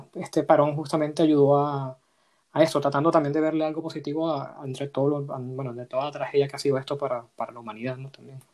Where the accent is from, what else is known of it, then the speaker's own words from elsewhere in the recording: Venezuela; moved away as an adult; also born or lived in Madrid, Spain; now in Spain; yo soy venezolano y tengo dos años viviendo, eh, dos, poco más de dos años viendo aquí.